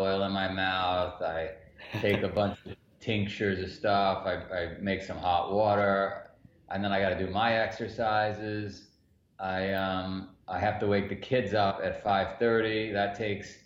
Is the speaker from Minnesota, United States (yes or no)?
no; New York City, New York, United States; I grew up in Queens, New York, in the neighborhood.